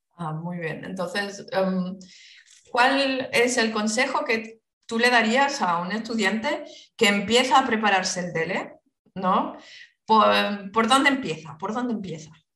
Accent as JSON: {"language": "Spanish", "country": "Spain", "also_born_or_lived": "France", "said": "Soy española."}